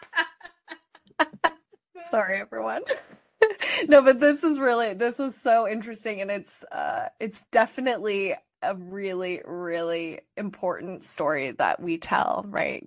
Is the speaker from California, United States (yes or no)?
yes; California, United States; as a California kid